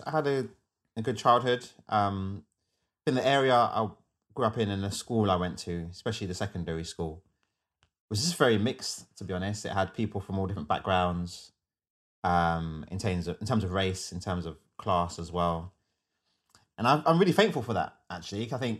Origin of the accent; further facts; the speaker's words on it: Wembley, London, United Kingdom; And my dad's family came to Wembley where I grew up in West London.